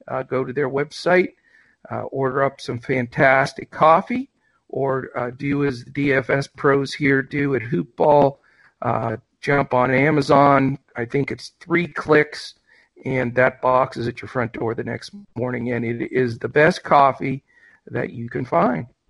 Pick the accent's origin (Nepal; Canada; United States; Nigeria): United States; Western Pennsylvania; I'm from Western PA